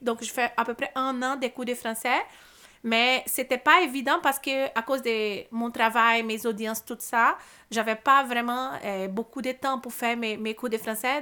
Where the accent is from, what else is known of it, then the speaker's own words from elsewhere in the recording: Brazil; French is a second language; moved away as an adult; now in Montreal, Canada; j'ai eu une belle enfance au Brésil, euh, une belle adolescence aussi